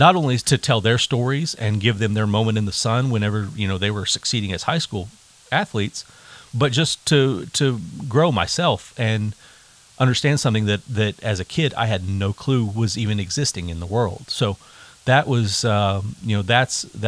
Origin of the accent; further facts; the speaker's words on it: Yukon, Oklahoma, United States; I grew up in Yukon, in, you know, the 80s and 90s